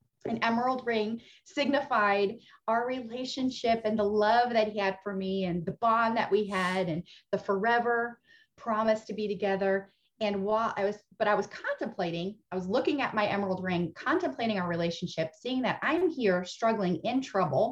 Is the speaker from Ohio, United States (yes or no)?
yes; Ohio, United States; moved away as an adult; also born or lived in Indiana; now in Texas, United States; raised in Ohio, okay. Went to college in Indiana. And have been in Texas. So half my life, Ohio, half my life, Texas